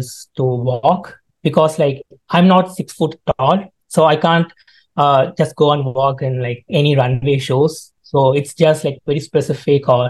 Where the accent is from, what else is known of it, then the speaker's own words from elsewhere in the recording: India; moved away as an adult; now in Calgary, Canada; Actually, I'm from India, so I came here for my studies.